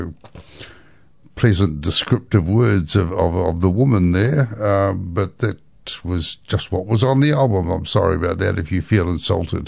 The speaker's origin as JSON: {"language": "English", "country": "New Zealand", "said": "I came from New Zealand"}